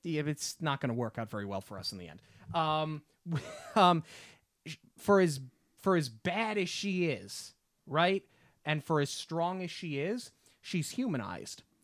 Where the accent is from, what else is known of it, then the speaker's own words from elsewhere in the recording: Long Island, New York, United States; We're from Long Island